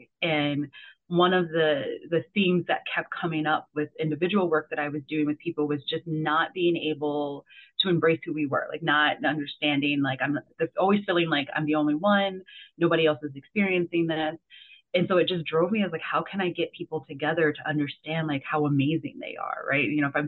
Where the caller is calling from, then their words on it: Scottsdale, Arizona, United States; Normally I would say sunny Scottsdale, Arizona, but it's a little cloudy today.